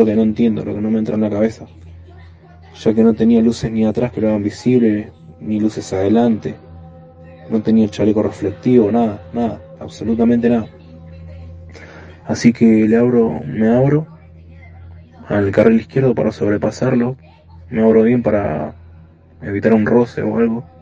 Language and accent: Spanish; Buenos Aires, Argentina; soy de Buenos Aires.